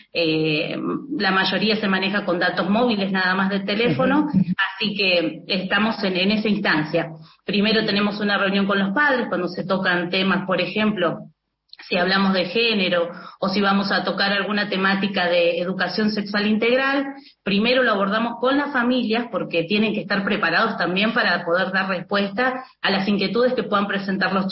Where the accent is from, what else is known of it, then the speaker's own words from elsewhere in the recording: Buenos Aires, Argentina; now in Chilecito, Argentina; Eh, yo soy de Buenos Aires y me he movido, o sea, hice mi recorrido en diferentes escuelas del país y estoy en este momento acá en, La Rioja, en Chilecito precisamente.